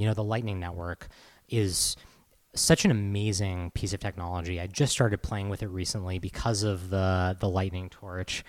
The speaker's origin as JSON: {"language": "English", "region": "Massachusetts", "country": "United States", "moved": "yes", "said": "I'm from Massachusetts originally"}